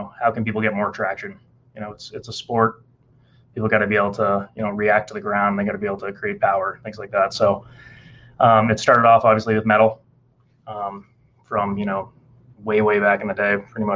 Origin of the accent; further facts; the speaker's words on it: Massachusetts, United States; now in Nashville, United States; I'm coming from Massachusetts originally